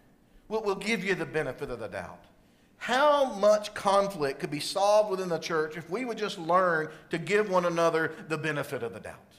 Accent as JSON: {"language": "English", "region": "South Carolina", "country": "United States", "tie": "born or raised there", "said": "where I grew up in South Carolina."}